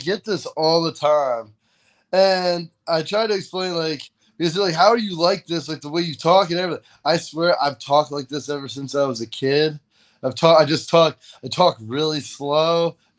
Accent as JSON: {"language": "English", "region": "New York", "country": "United States", "tie": "born or raised there", "also_born_or_lived": "Pennsylvania", "said": "I'm just born in Pennsylvania, raised in upstate New York, and I look like and talk like I'm from California."}